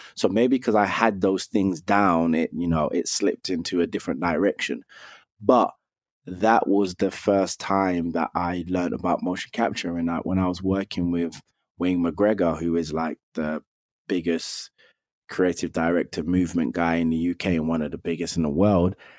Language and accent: English; London, United Kingdom; I grew up in London. I'm from Northwest London, where I was born and raised